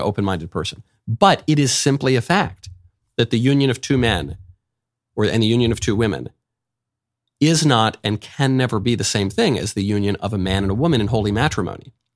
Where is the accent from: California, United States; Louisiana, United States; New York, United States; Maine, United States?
New York, United States; moved away; also born or lived in Hollywood; I grew up in New York